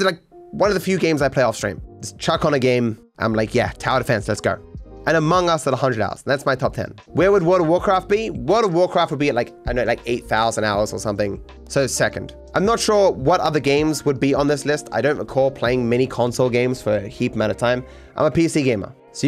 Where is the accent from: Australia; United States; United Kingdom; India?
Australia; in general, I don't have what you might call a traditional Australian accent. People don't believe I'm from Australia.